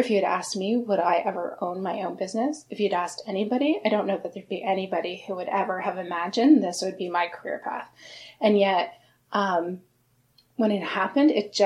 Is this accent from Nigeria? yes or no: no; Sarnia, Ontario, Canada; moved away as an adult; also born or lived in Kingston, Ontario; now in Toronto, Canada; I grew up in Sarnia, about 3 hours from here